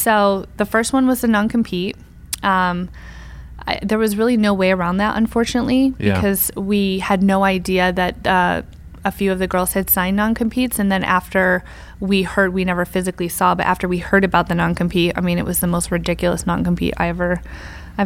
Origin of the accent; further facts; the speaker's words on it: upstate New York, United States; I'm from like the country in upstate New York.